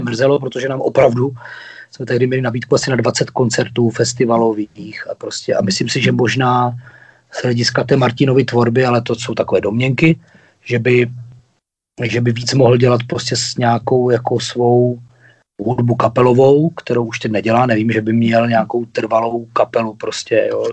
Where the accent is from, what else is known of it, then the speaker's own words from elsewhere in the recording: Ostrava, Moravian-Silesian Region, Czechia; jsme Ostraváci